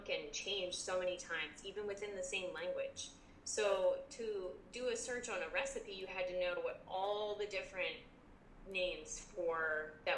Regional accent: Jersey Shore, New Jersey, United States; we grew up on the Jersey Shore area

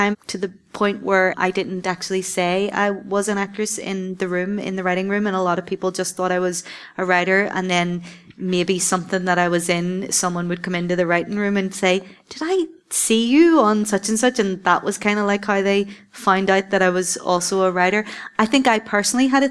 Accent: Belfast, Northern Ireland, United Kingdom; I'm the Northern Irish, I'm the Belfast girl

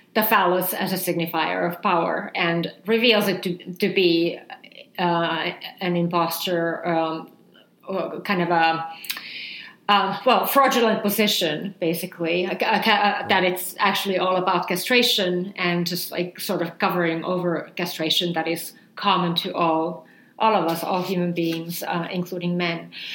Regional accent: Finland; when I was growing up in Finland

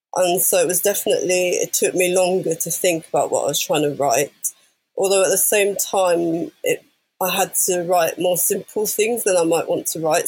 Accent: London, United Kingdom; growing up in London.

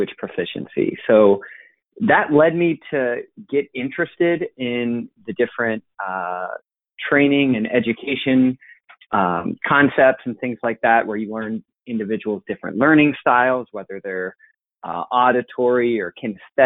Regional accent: Cincinnati, Ohio, United States; I'm from Cincinnati originally and grew up always being into sports

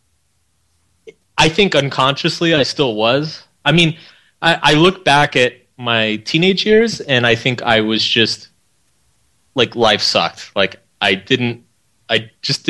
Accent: Austin, Texas, United States; I grew up in Austin, Texas.

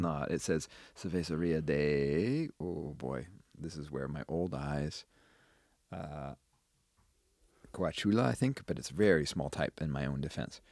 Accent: Wisconsin, United States; we were also growing up in Wisconsin

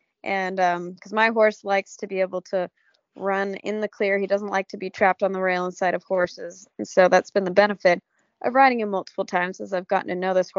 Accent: California, United States; So since I came from California, where I don't get a lot of seasons, I appreciate having all the seasons here, and it really makes you excited for spring.

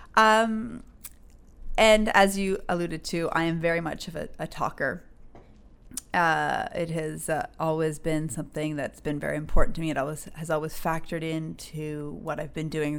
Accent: St. John's, Newfoundland and Labrador, Canada; also born or lived in Conception Bay South / Burkina Faso; I'm from Newfoundland. I grew up, uh, kind of a split between C B S, Conception Bay South, and then in Saint John's.

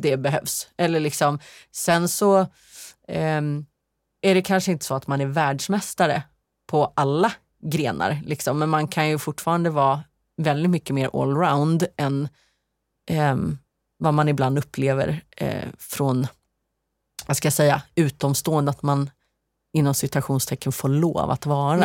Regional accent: Sweden; moved away; hemma i Sverige

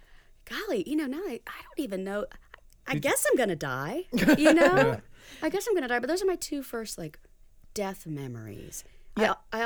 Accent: South Carolina, United States; also born or lived in Georgia; But I grew up in South Carolina mostly.

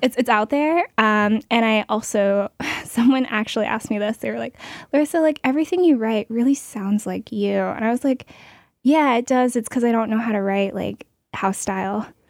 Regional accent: Portland, Oregon, United States; I'm from Oregon, Portland

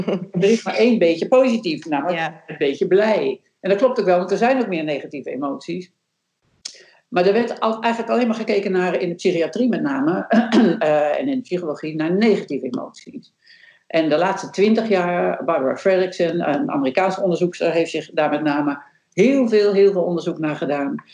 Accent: Netherlands; ik als Nederlander

